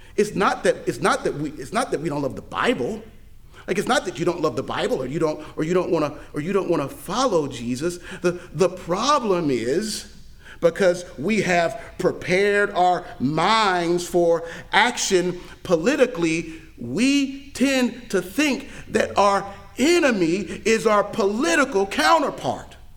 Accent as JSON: {"language": "English", "region": "Mississippi", "country": "United States", "tie": "born or raised there", "also_born_or_lived": "Pennsylvania / Florida", "moved": "yes", "lives_now": "Tennessee, United States", "said": "I grew up in I grew up in Mississippi. moved up to Pennsylvania, moved to Florida, and now in Tennessee"}